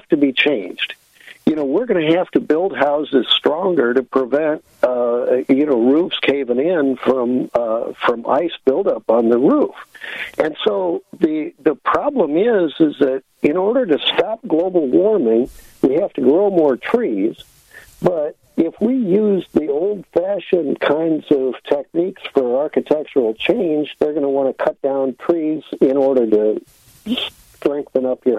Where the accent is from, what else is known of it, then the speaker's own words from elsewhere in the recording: St. Louis, Missouri, United States; also born or lived in Illinois; I was brought up in St. Louis